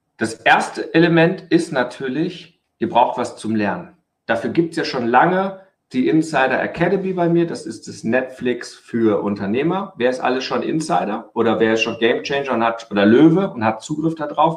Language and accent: German; Germany; bei uns in Deutschland